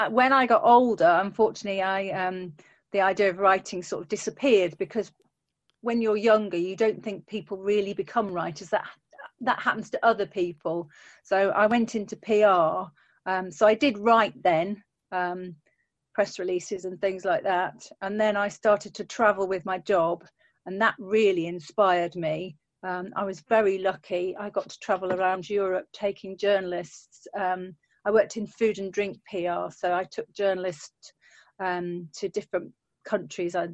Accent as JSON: {"language": "English", "region": "Yorkshire and the Humber", "country": "United Kingdom", "said": "Oh, so I'm from a place called Yorkshire, um, which is in the north of England."}